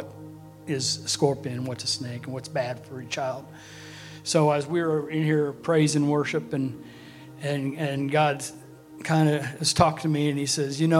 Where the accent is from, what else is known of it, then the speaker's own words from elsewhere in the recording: Chilhowie, Virginia, United States; moved away as an adult; also born or lived in Texas; I was raised in Chilhowie up to age 18.